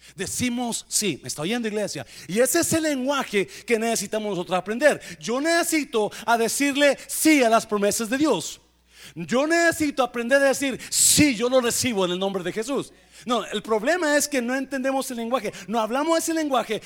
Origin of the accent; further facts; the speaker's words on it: Mexico; yo sé que somos mexicanos